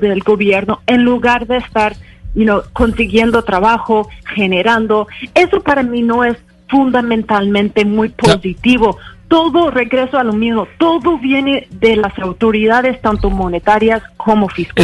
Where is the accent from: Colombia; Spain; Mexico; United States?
United States; en mi país, en los Estados Unidos